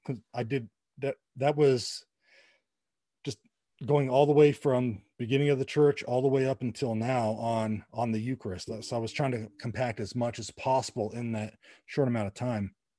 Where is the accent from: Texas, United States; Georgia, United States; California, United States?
California, United States; La Puente; right down the street from where I grew up in La Puente, California